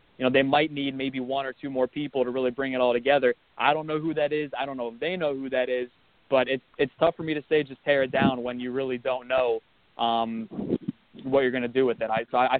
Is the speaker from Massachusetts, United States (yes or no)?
no; Akron, Ohio, United States; also born or lived in Pittsburgh, Pennsylvania; I am from Akron, Ohio, right outside of LeBron's hometown there.